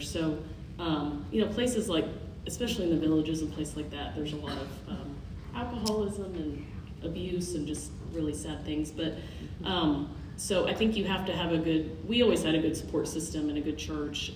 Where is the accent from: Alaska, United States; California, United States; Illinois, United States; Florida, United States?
Alaska, United States; Anchorage; we're from Anchorage